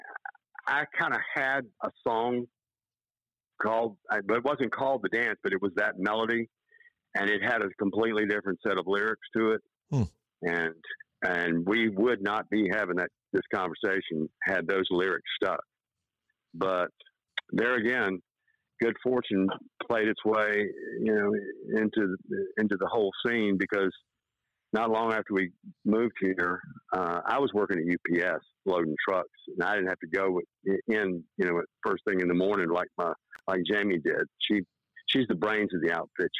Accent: Tybee Island, Georgia, United States; moved away as an adult; also born or lived in Savannah, Georgia / Thunderbolt, Georgia; now in Nashville, United States; outside of Savannah, where I was born. I grew up out on Tybee Island.

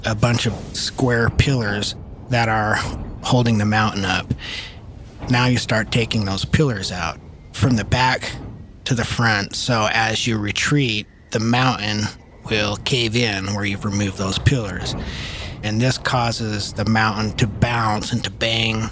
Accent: Huntington Canyon, Utah, United States; now in Salt Lake City, United States; I grew up in Huntington Canyon, Utah.

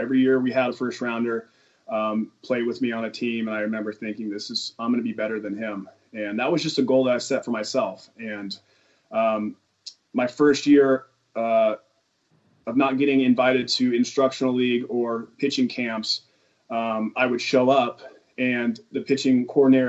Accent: Simi Valley, California, United States; I grew up in Simi Valley, California, a little north of L.A., and went to high school out there

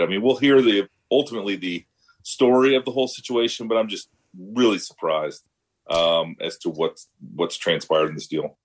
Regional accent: Iowa, United States; my home state Senator, Senator Grassley

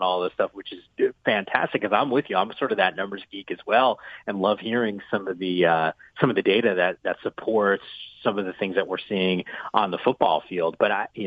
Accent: New Jersey, United States; moved away; I grew up in the Northeast in New Jersey

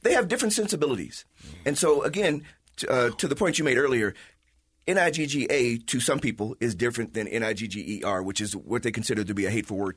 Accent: Chicago, Illinois, United States; now in Utah, United States; from the Midwest like myself as a Chicagoan.

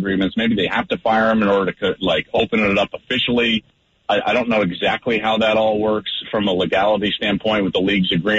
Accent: Arvada, Colorado, United States; I grew up in the Denver area, just in the Arvada area

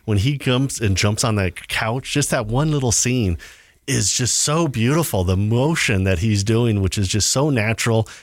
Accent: Southern California, United States; growing up in Southern California in the, you know, in the seventies and early eighties

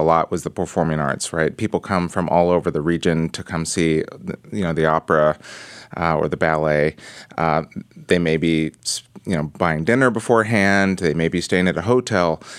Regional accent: Portland, Oregon, United States; I was raised in Portland, Oregon

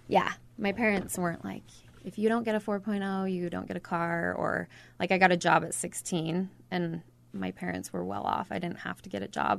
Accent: Ogden, Utah, United States; now in Mountain Green, United States; I grew up in Ogden

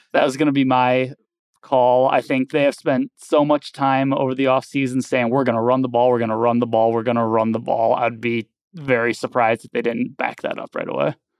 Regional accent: Minnesota, United States; now in Nebraska, United States; my home state

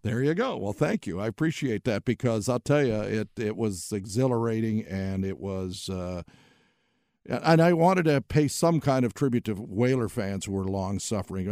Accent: Midwest, United States; moved away as an adult; also born or lived in New England / North Carolina; I'm a Midwesterner

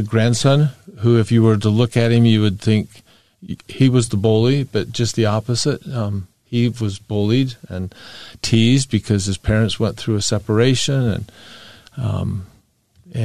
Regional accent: Bountiful, Utah, United States; I was born and raised in Bountiful. Went to Bountiful High School, went to the University of Utah

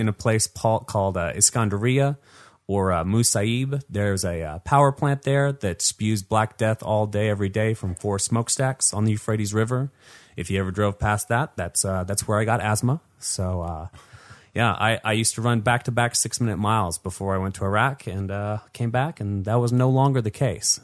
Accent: Salt Lake City, Utah, United States; I grew up here in Salt Lake City, Utah

